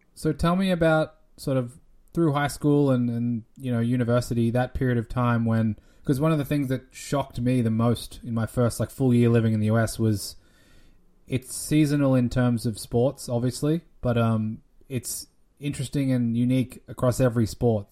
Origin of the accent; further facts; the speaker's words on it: Australia; moved away; my home country in Australia